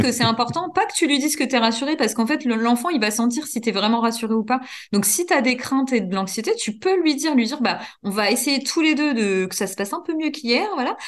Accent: Normandy, France; moved away as an adult; also born or lived in Burgundy; now in Dijon, France; Je suis Normandie, moi, là. Je suis Normande

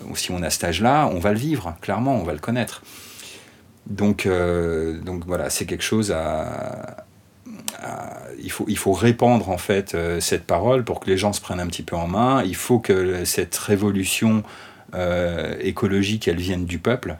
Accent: France; en tant que Français

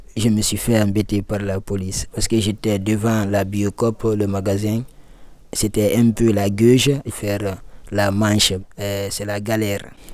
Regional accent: Guinea; moved away as an adult; also born or lived in Libya; now in Lyon, France; je viens de la Guinée-Conakry. Donc en un seul mot, je suis guinéen et ça fait deux ans, trois mois je suis en France

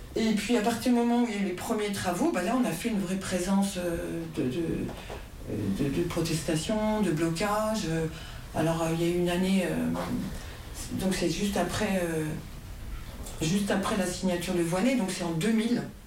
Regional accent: Bar-le-Duc, Grand Est, France; je suis de Bar-le-Duc

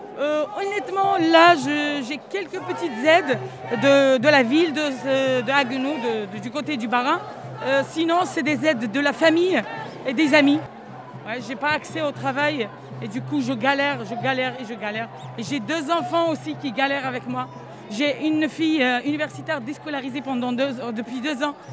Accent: Algeria; moved away as an adult; now in Strasbourg, France; je suis algérienne d'origine

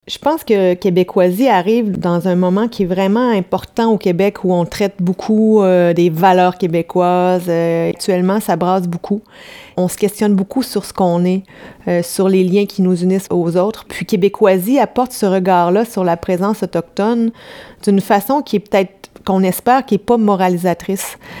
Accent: France; je suis française

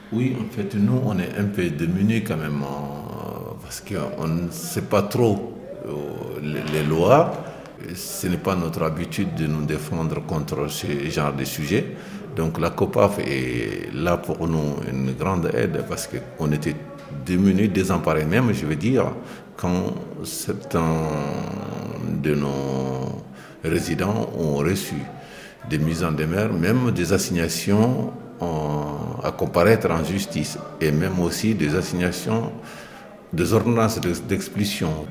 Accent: Mali; moved away as an adult; now in France; Je suis originaire du Mali

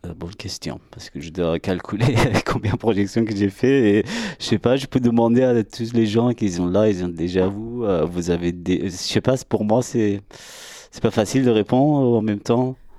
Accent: Iran; French is a second language; now in France; je suis né en Iran, j'ai grandi là-bas

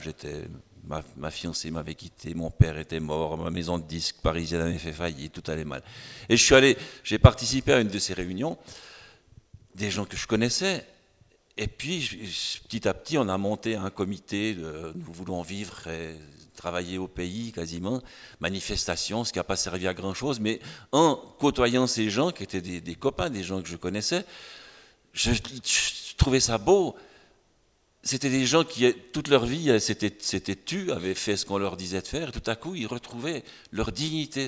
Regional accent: near Lausanne, Vaud, Switzerland; chez nous à Puy, à côté de Lausanne

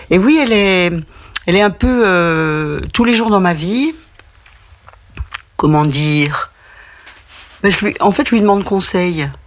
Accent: Besançon, Bourgogne-Franche-Comté, France; Mais Besançon, c'est ma ville, donc j'y ai passé beaucoup de temps, ma ville natale.

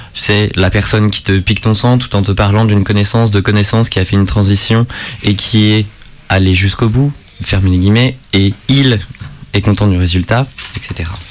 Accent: Bourgogne-Franche-Comté, France; moved away; J'ai passé une grande partie de mon enfance dans le Morvan

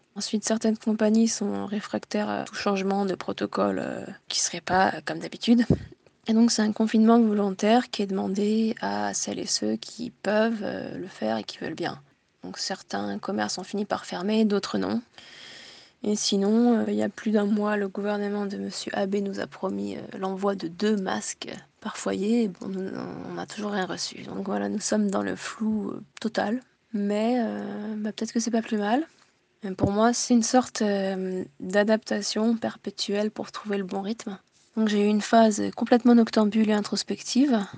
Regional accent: Tokyo, Japan; now in France; Je suis née en France, de parents français et japonais, j'ai grandi à Tokyo

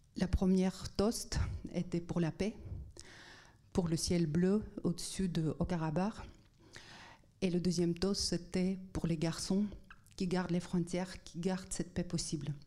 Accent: Armenia; also born or lived in Netherlands; now in France; je viens d'Arménie soviétique

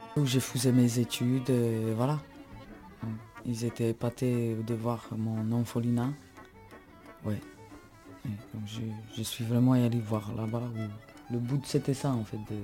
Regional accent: Slovakia; moved away as an adult; now in France; je viens de Slovaquie et je suis tzigane, tzigane Calderage.

